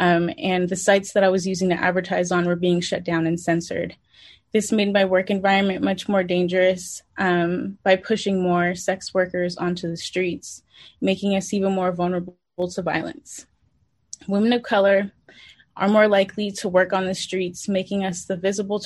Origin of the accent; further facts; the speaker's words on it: San Francisco, California, United States; born and raised in San Francisco